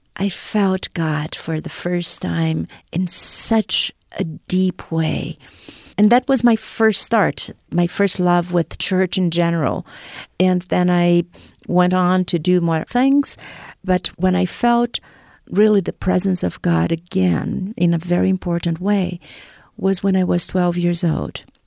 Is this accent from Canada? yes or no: no; Brazil; moved away as an adult; also born or lived in Boston; I am originally from Brazil